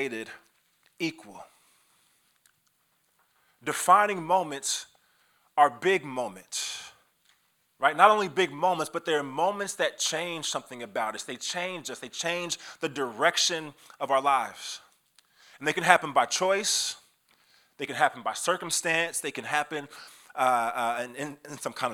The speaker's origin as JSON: {"language": "English", "town": "Kansas City", "country": "United States", "also_born_or_lived": "Iowa", "moved": "as an adult", "said": "I'm from Kansas City originally. A defining moment in my life was leaving my home in Kansas City and going to Iowa State"}